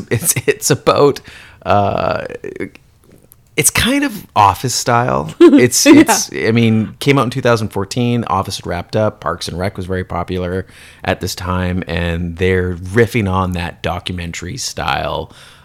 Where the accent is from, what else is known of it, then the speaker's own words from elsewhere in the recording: Canada; for me growing up in Canada